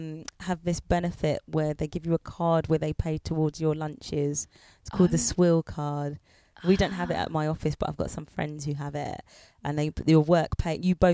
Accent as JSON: {"language": "English", "country": "United Kingdom", "said": "you see, I'm proper British. I like to have my dinner at 6 p.m."}